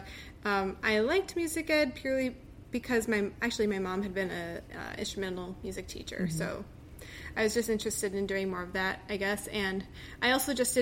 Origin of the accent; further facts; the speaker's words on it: Buffalo, New York, United States; moved away as an adult; also born or lived in Rochester, New York / Connecticut; now in Washington, D.C., United States; I grew up in Buffalo, New York